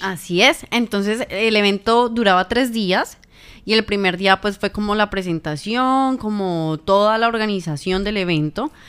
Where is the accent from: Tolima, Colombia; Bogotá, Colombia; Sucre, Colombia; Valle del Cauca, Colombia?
Tolima, Colombia; Ibagué; comunicadora social y periodista, nacida en la ciudad de Ibagué, Tolima